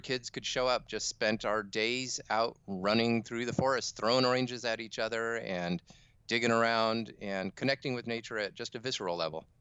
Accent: Fallbrook, California, United States; also born or lived in Midwest; I grew up in Fallbrook, a little nowhere town in Southern California

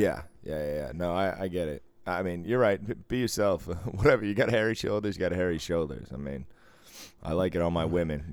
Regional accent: Boston, Massachusetts, United States

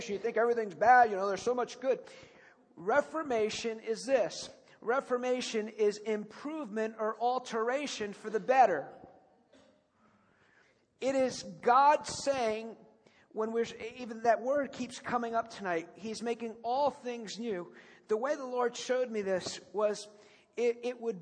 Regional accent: United States; I'm the American

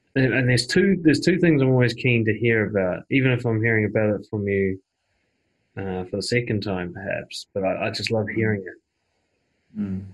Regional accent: New Zealand; my home country of New Zealand

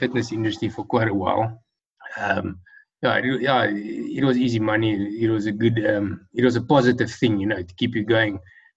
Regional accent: Pretoria, Gauteng, South Africa; I was born in Pretoria in 1980 in South Africa, the Republic of South Africa. And I've completed my school years, my matric, and my studies all here in Pretoria

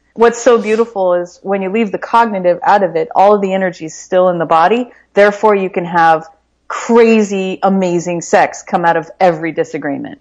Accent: Midwest, United States; We grew up in the Midwest.

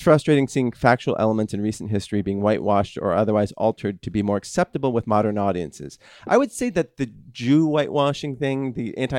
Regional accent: Minnesota, United States; now in California, United States; I did find it kind of odd when I moved to California and there was a smoking ban in bars where in my home state of Minnesota, they passed legislation shortly thereafter.

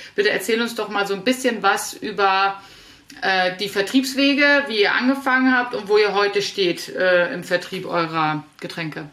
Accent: Northern Germany, Germany; als Norddeutsche

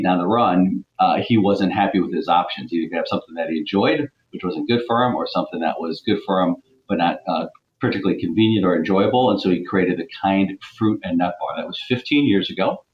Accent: Cleveland, Ohio, United States; moved away as an adult; also born or lived in Virginia / North Carolina; now in New Jersey, United States; I grew up in Cleveland, Ohio.

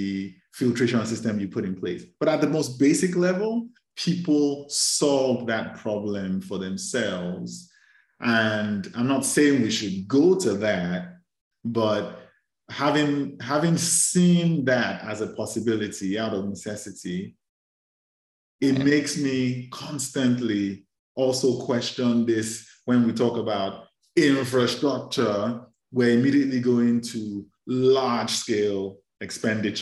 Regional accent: Lagos, Nigeria; I grew up in Lagos, Nigeria

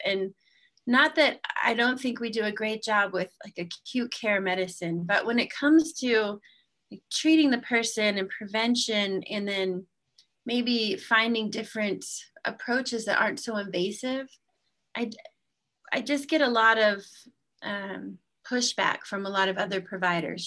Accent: Utah, United States; I'm from Utah

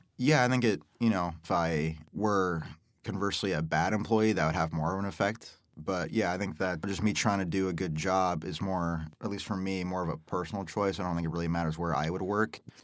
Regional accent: Omaha, Nebraska, United States; born and raised in Omaha, work at Golf Galaxy with Cade here

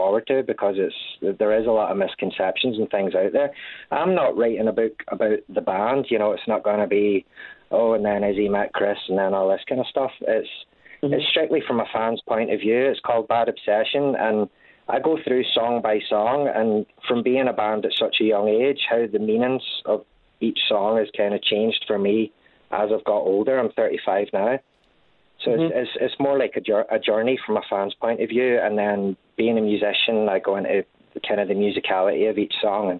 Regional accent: Glasgow, Scotland, United Kingdom; also born or lived in New York; I grew up in Glasgow, Scotland

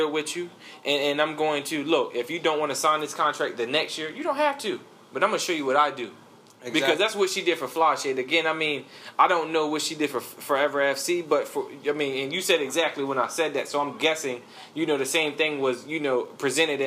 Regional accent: Charlotte, North Carolina, United States; I'm from the East Side, so I was playing for Independence High School.

